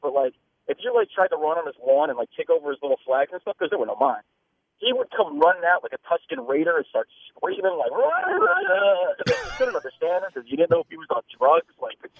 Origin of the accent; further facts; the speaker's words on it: Long Island, New York, United States; I grew up on Long Island.